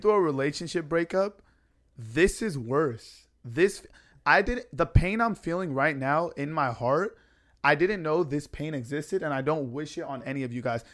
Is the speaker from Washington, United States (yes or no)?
no; San Diego, California, United States; my flight back to San Diego to come home